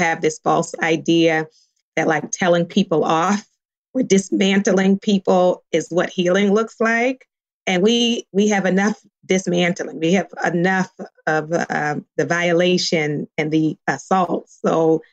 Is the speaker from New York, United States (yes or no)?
no; Baltimore, Maryland, United States; now in California, United States; I grew up in Baltimore